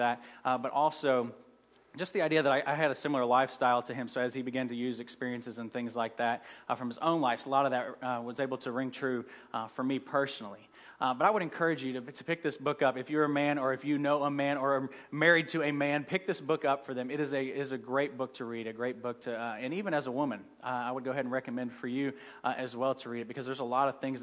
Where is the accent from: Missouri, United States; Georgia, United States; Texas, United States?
Missouri, United States; St. Louis; I'm from St. Louis